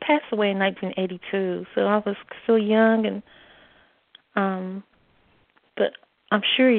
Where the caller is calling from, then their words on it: North Carolina, United States; I'm calling from the Carolinas, from the north.